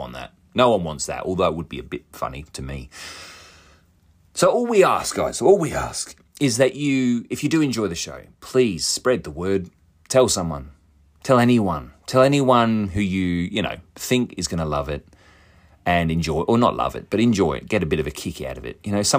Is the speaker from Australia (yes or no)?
yes; Australia; being two Aussie dickheads, can get a little bit lost in translation. Now, my dialect isn't even really Australian. It's this weird bastardized version of the English language and the Australian accent.